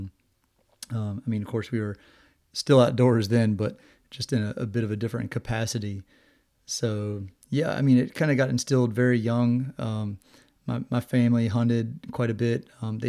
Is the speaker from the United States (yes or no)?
yes; Virginia, United States; I grew up in Virginia, kind of out in the middle of nowhere, little tiny town.